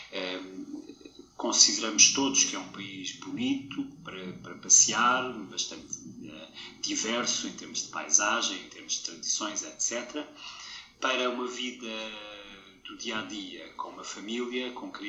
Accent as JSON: {"language": "Portuguese", "country": "Portugal", "tie": "born or raised there", "moved": "as an adult", "lives_now": "Denmark", "said": "isso não me torna dinamarquês. Eu sou português, eu nasci em Portugal, eu cresci em Portugal"}